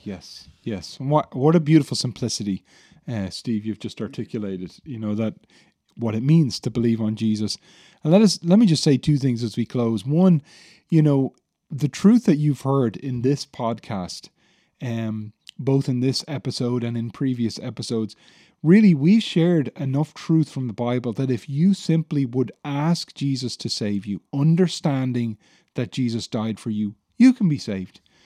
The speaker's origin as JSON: {"language": "English", "country": "Ireland", "said": "many of us as Irish people"}